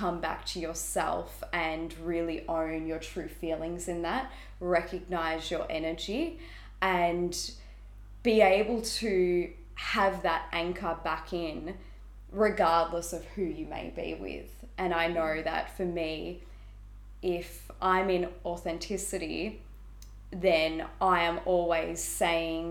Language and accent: English; Melbourne, Victoria, Australia; I was born and raised in Melbourne